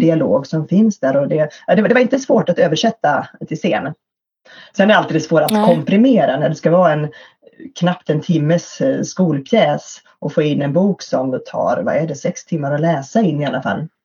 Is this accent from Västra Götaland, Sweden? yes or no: no; Örebro, Örebro County, Sweden; i Örebro, i min hemstad här